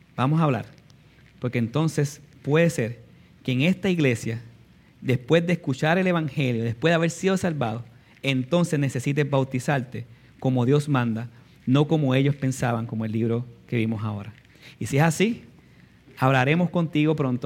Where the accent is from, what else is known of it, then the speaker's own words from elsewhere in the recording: Puerto Rico; nacimos en Puerto Rico